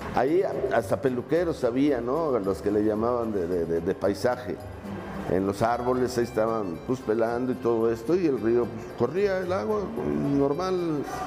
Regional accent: Mexico City, Mexico; soy nativo de la colonia Portales

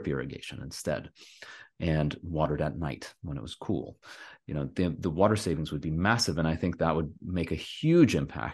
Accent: California, United States; I'm from California

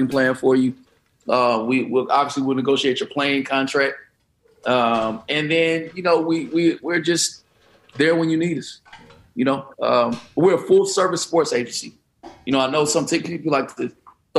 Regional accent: Detroit, Michigan, United States; I'm from Detroit

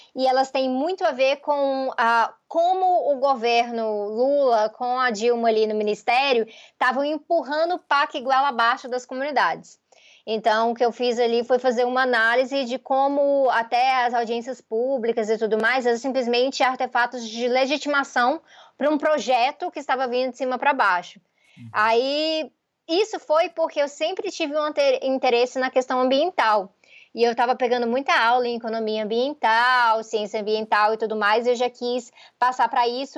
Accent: Goiânia, Goiás, Brazil; Goiânia, que é a minha cidade natal

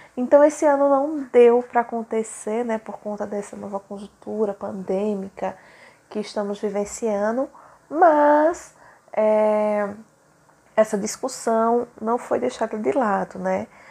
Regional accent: Surubim, Pernambuco, Brazil; sou da cidade de Surubim, fica no Agreste Setentrional de Pernambuco

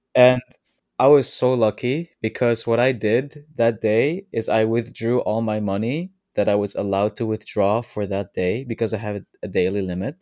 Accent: Netherlands; I'm from the Netherlands

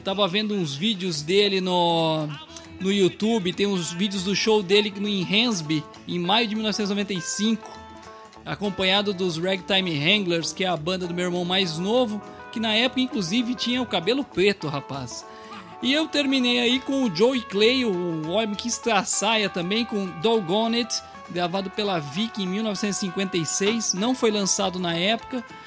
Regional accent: São Paulo, Brazil; bom paulistano

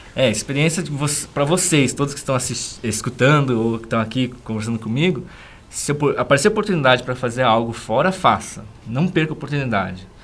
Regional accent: São Paulo, Brazil; moved away as an adult; also born or lived in Sorocaba; now in Guarapuava, Brazil; Eu, como paulistano, né, pessoa que nasceu lá em São Paulo, nunca gostei da cidade de São Paulo

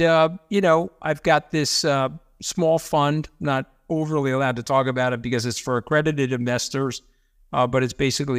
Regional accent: Long Island, New York, United States; I grew up out here on Long Island.

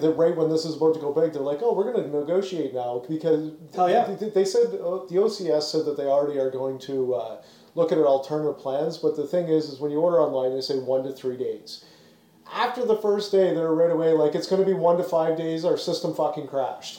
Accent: Canada; also born or lived in Ontario; as a Canadian

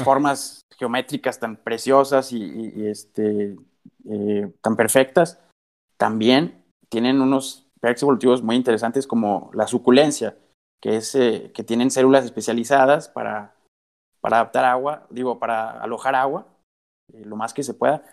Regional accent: Coahuila, Mexico; nuestro estado de Coahuila, donde yo soy originario

